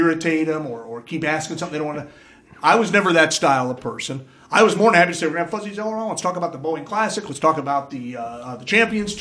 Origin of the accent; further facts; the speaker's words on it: Indiana, United States; growing up in the Midwest